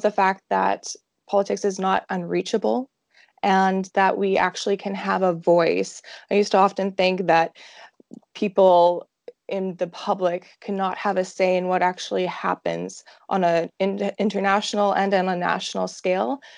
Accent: Saskatoon, Saskatchewan, Canada; I am from Saskatoon, Saskatchewan, right in the middle of Canada

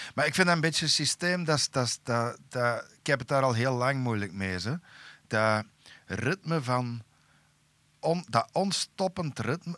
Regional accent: Turnhout, Flanders, Belgium; bij ons in Tarp

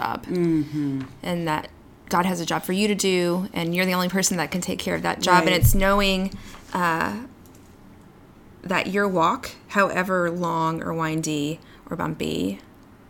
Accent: East Texas, United States; my own story growing up in East Texas

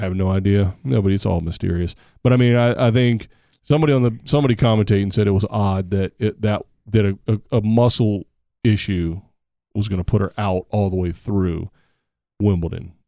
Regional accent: United States; I'm an American

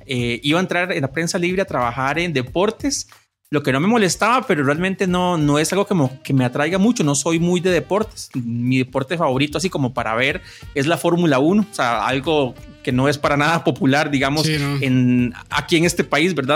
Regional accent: Cartago, Costa Rica; moved away as an adult; also born or lived in Orotina / Heredia; now in San Rafael de Heredia, Costa Rica; nací en Orotina, viví la mayoría de mis años hasta como a los 35 en Cartago

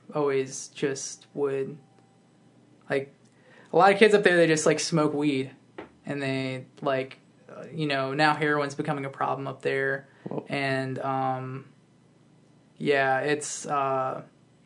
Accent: Woodbridge, Virginia, United States; I grew up in Northern Virginia

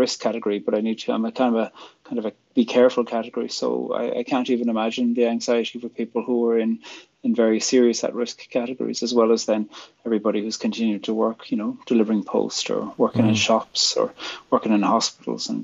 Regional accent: Ireland; also born or lived in County Fermanagh / Belfast; I'm from Ireland, and I'm a poet and a theologian

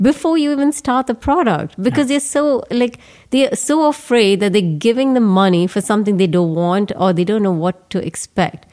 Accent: Bangalore, Karnataka, India; moved away; my hometown Bangalore

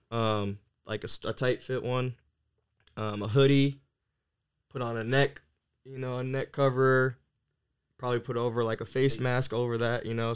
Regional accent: Camas, Washington, United States; also born or lived in California; now in Bradenton, United States; I'm originally from Camas, Washington, um, which is a small town uh, just north of Portland, Oregon

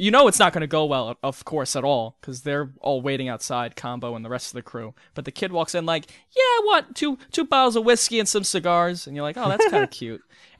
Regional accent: United States; because I'm American

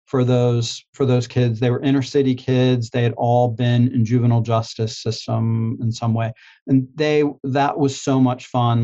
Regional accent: Pittsburgh, Pennsylvania, United States; moved away as an adult; also born or lived in Greensboro, North Carolina; I'm from Pittsburgh, Pennsylvania, and it was just outside of Pittsburgh

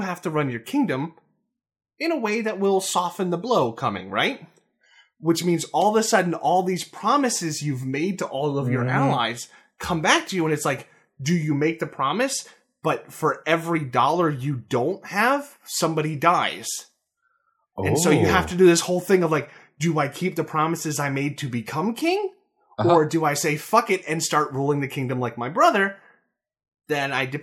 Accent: United States; as an American

